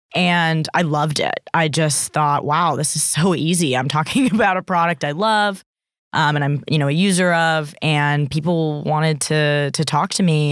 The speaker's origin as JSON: {"language": "English", "area": "Bay Area", "region": "California", "country": "United States", "tie": "born or raised there", "moved": "yes", "lives_now": "Australia", "said": "I grew up in California in the Bay Area, um, in Silicon Valley"}